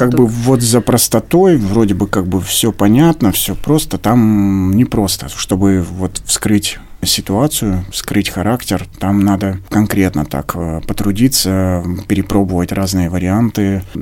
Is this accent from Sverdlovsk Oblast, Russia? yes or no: yes; Baranchinsky, Sverdlovsk Oblast, Russia; born there; А, я родился на Урале, в небольшом поселке, поселок Барянчинский, это недалеко от Нижнего Тагила.